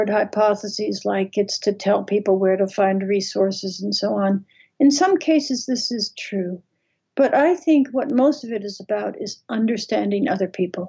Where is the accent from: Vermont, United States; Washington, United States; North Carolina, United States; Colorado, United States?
Vermont, United States; I grew up in Vermont